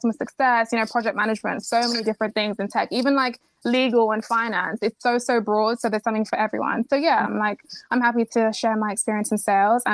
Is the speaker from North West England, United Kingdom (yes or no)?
no; Kent, South East England, United Kingdom; also born or lived in Nigeria; I was actually born in Nigeria. Then I moved to the UK. I grew up in Kent